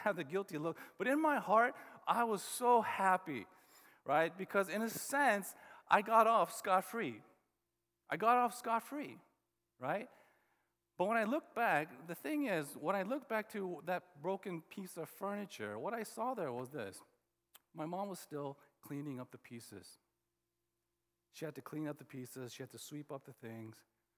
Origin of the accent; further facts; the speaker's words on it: Oklahoma, United States; And growing up in Oklahoma, like, everybody wore boots, cowboy boots.